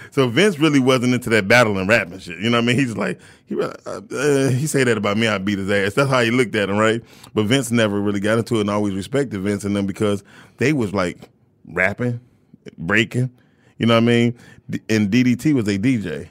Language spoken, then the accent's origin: English; Detroit, Michigan, United States; I grew up, I grew up on Puritan all my whole entire life.